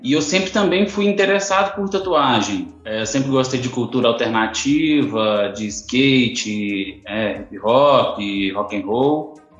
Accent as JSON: {"language": "Portuguese", "town": "Bambuí", "region": "Minas Gerais", "country": "Brazil", "tie": "born or raised there", "moved": "as an adult", "lives_now": "Niterói, Brazil", "said": "sou nascido em Minas Gerais, Bambuí, mudei para Niterói"}